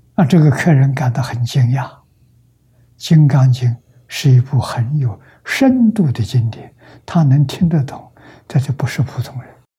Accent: China; 我们中国人讲虚岁

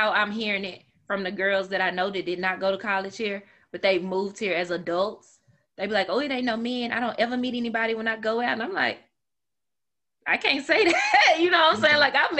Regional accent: Memphis, Tennessee, United States; now in Nashville, United States; I'm from Memphis

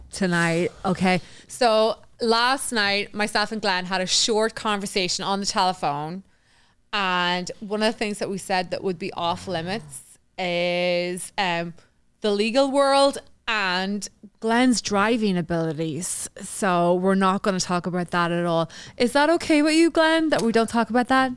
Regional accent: Newry, Northern Ireland, United Kingdom; moved away as an adult; also born or lived in Queens, New York; now in Island Park, United States; the town that I grew up in, which is in Newry

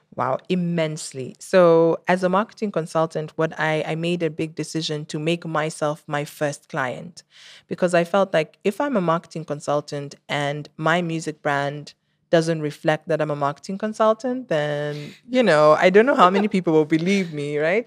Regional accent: Kenya; I'm Kenyan and I made music and that's Kenyan

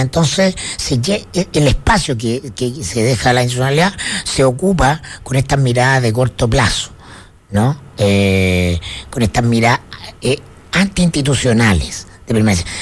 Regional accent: Chile

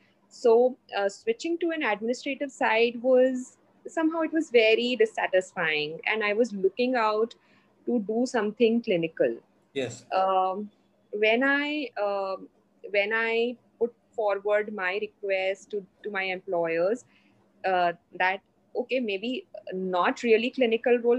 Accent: Mumbai, Maharashtra, India; also born or lived in Hyderabad; So I'm from Mumbai. I'm basically from Mumbai.

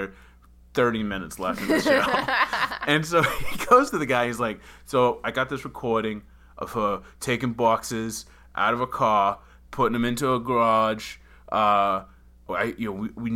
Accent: Boston, Massachusetts, United States; accent: Boston; now in Los Angeles, United States; I get my Boston accent back

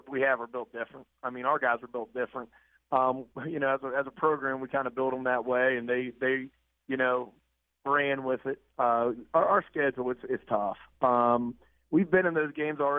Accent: United States; I'm from the High Valley. My father's a steel mill worker

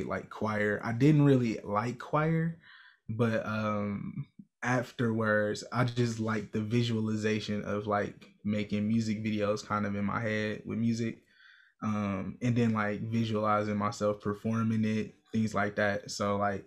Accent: Milwaukee, Wisconsin, United States; I'm from Milwaukee, Wisconsin, born and raised on the north side

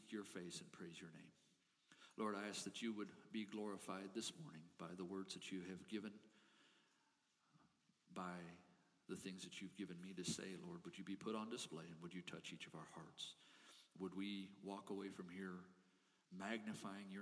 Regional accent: Colorado, United States; I grew up in small town Colorado

